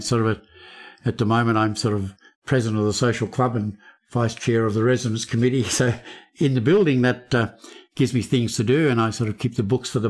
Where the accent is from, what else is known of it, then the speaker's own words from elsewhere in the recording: Melbourne, Victoria, Australia; moved away; I grew up in Melbourne